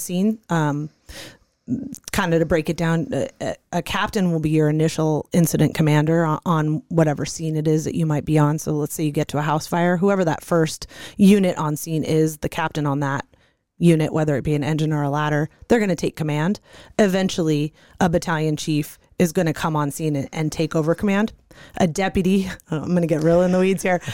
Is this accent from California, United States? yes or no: yes; Santa Monica, California, United States; moved away as an adult; now in Arizona, United States; I grew up in California, Santa Monica, California